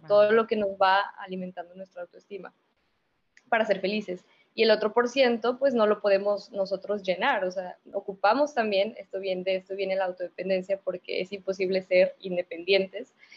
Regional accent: San Luis Potosí, Mexico; moved away as an adult; now in Monterrey, Mexico; yo soy originaria de San Luis, y pues me vine acá a Monterrey a la maestría

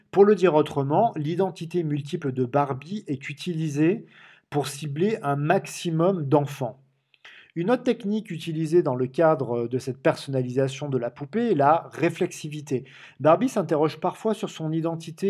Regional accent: Marseille, Provence-Alpes-Côte d'Azur, France; comme on dit chez moi à Marseille

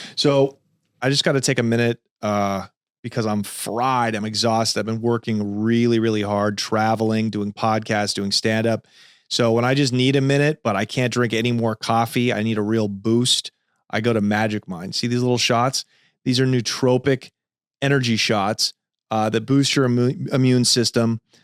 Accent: Los Angeles, California, United States; Made in Venice, California, Los Angeles, my hometown

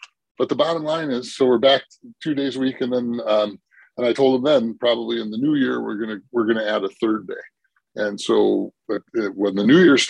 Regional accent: Milwaukee, Wisconsin, United States; now in Minnesota, United States; I am not from Minnesota originally. Okay. Though I'm from Milwaukee

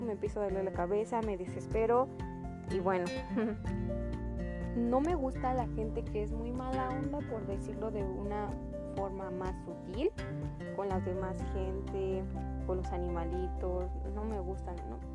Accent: State of Mexico, Mexico; soy del Estado de México

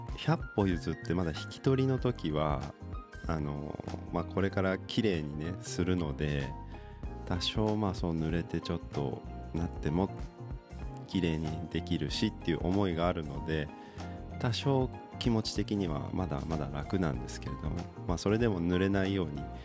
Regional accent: Aichi, Japan; moved away; 僕生まれが愛知県なんですけど

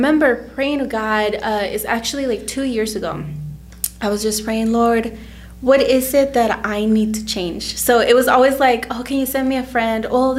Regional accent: Texas, United States; moved away as an adult; also born or lived in Mexico; now in Indiana, United States; I'm from Texas. I was born in Mexico, and then we moved to the U.S. when I was 9 years old. So I was in Texas most of my life, and I moved here to Indiana 9 years ago almost.

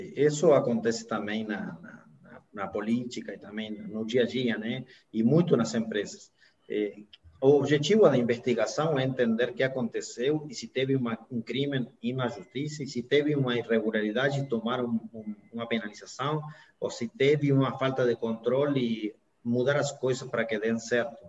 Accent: Argentina; moved away; also born or lived in United States; Eu sou argentino, advogado

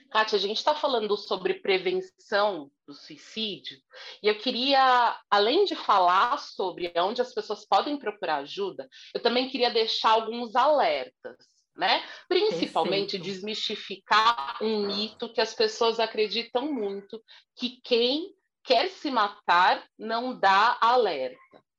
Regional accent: São Paulo, Brazil; eu sou aqui de São Paulo, Zona Sul

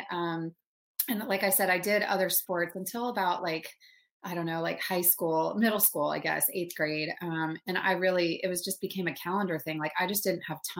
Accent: Dallas, Texas, United States; moved away as an adult; also born or lived in Denver, Colorado / Michigan; I was raised in a suburb in Dallas, Texas, which, you know, I don't have the accent all the time, but I can totally throw it on

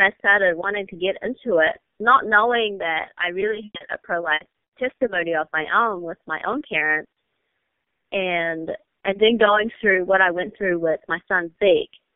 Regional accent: New Zealand; moved away as an adult; also born or lived in China; now in United States; And then our family immigrated to New Zealand, and I grew up there until I was 18

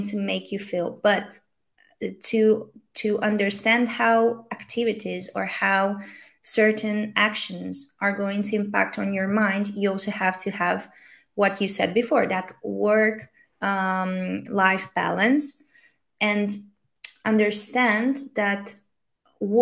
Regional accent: Romania; now in Spain; I'm from Romania

